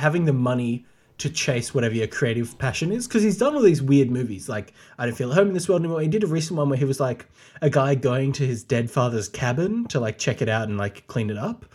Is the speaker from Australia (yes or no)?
yes; Australia; home for me as an Australian